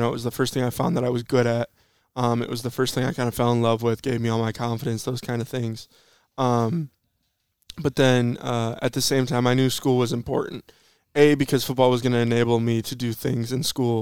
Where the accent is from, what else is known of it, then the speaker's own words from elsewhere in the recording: Saginaw, Michigan, United States; I'm from Michigan. I went to high school over in Saginaw